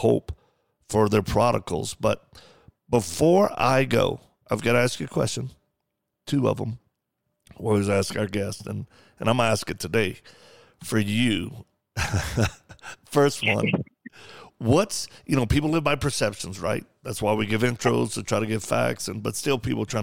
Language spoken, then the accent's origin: English; the South, United States; I'm from the South.